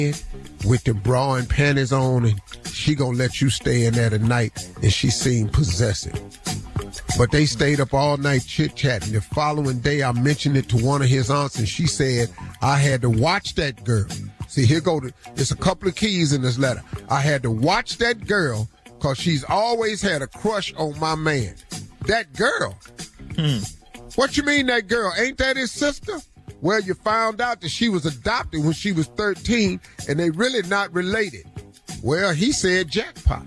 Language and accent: English; Welch, West Virginia, United States; I grew up in Welch, West Virginia